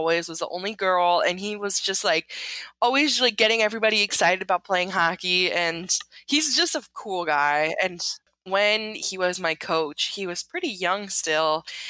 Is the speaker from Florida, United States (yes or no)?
yes; Florida, United States; born or raised there